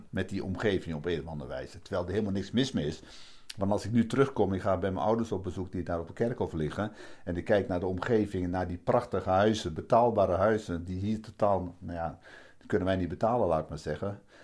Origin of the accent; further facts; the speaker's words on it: Vroomshoop, Overijssel, Netherlands; also born or lived in Hardenberg; klein plaatsje Vroomshoop heet dat. Eh, daar ben ik dan eh, opgegroeid, laat ik maar zeggen. Ik ben geboren in Hardenberg